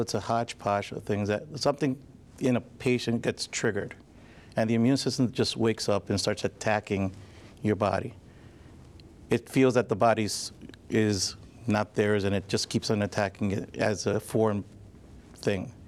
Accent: Long Island, New York, United States; moved away as an adult; also born or lived in Scranton area, Pennsylvania; now in Scranton, United States; I'm originally from Long Island, but I came to school to King's College

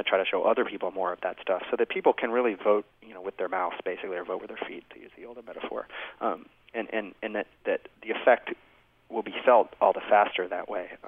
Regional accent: United States; I'm an American

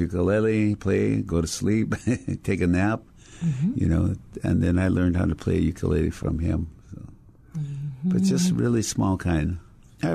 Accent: Honolulu, Hawaii, United States; I grew up in Kapahulu.

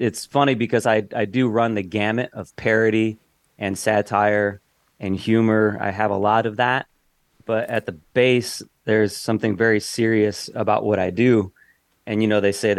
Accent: Knox, Indiana, United States; moved away; also born or lived in Winamac, Indiana / Chicago, Illinois; I was a kid growing up, small town, Knox, Indiana is where I was. I grew up. I was born in Winnemac

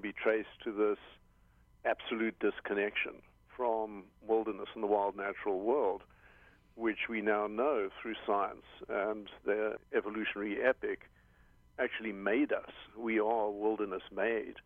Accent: South Africa; now in Hawaii, United States; I'm originally South African

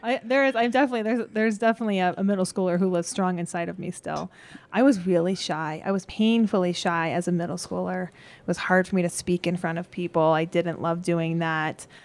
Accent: Gypsum, Colorado, United States; also born or lived in Glenwood Springs, Colorado; I grew up in Eagle Gypsum, Sweetwater area

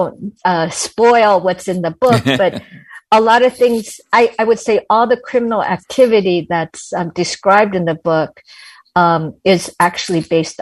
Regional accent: California, United States; I am a Californian. I did not live in Chicago

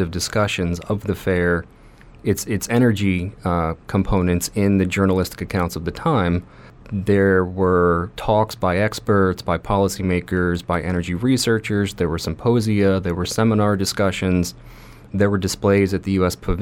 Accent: Farragut, Tennessee, United States; I grew up in Knoxville

